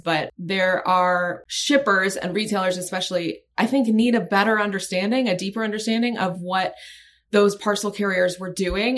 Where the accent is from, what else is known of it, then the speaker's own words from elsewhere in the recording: Annapolis, Maryland, United States; also born or lived in Washington, D.C.; I grew up in um, in Maryland, in, in Annapolis, in that area.